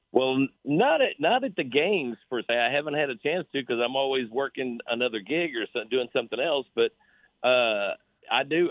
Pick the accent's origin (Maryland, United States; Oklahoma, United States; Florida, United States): Oklahoma, United States; Born and raised in Oklahoma